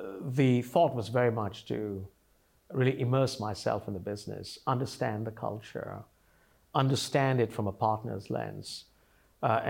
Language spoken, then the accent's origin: English; India; moved away as an adult; now in United States; I came to this country from India. I grew up, I came here as a migrant or an immigrant